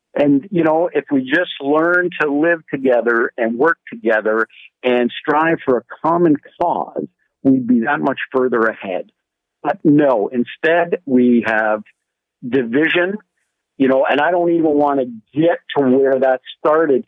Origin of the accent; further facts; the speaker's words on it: Canada; as a Canadian